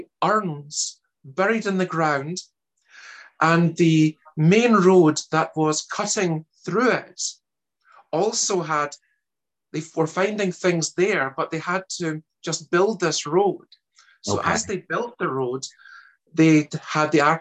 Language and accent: English; Glasgow, Scotland, United Kingdom; accent: Scottish; also born or lived in Germany; Originally, I'm actually German, despite my accent being a Scottish one. And I ended up in Scotland as a child and brought up in the west of Glasgow